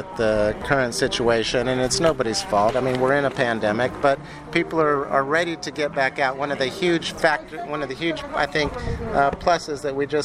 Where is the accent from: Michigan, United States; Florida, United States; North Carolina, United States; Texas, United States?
Texas, United States; McAllen; I grew up in McAllen